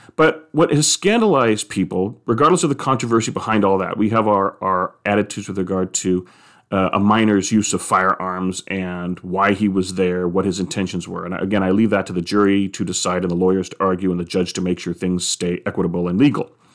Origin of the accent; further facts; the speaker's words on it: United States; as a person who is American, who loves being an American